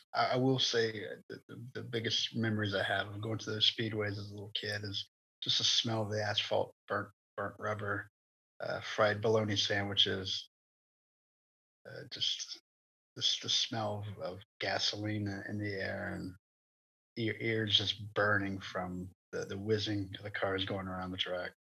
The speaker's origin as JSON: {"language": "English", "town": "South Boston", "region": "Virginia", "country": "United States", "tie": "born or raised there", "said": "south boston speedway my hometown"}